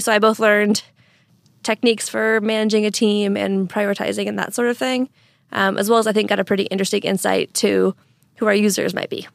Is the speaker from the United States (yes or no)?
yes; Eastern Washington, United States; also born or lived in Nova Scotia, Canada; now in Seattle, United States; I grew up in Eastern Washington